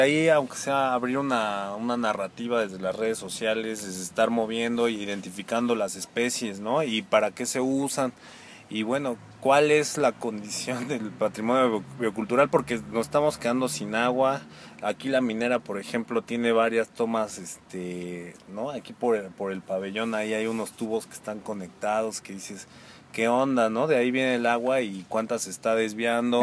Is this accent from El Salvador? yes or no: no; Pachuca, Hidalgo, Mexico; moved away as an adult; now in Cholula, Mexico; Yo soy de aquí de Pachuca, que nací en el 84. Viví en la calle de Guerrero como hasta los 12, 13 años y luego ya de ahí me fui a vivir a Santa Julia